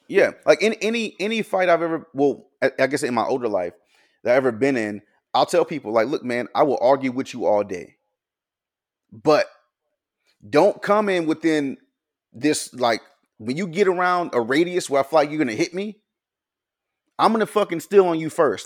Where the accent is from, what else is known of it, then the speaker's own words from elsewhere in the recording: Pensacola, Florida, United States; also born or lived in Mobile, Alabama; I was born in Florida and was raised, like, half my life over in Pensacola, half my life over in Mobile